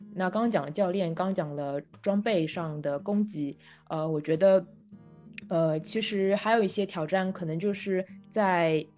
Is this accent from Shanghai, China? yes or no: yes; Shanghai, China; 我是个上海人啊，就是从小在上海长大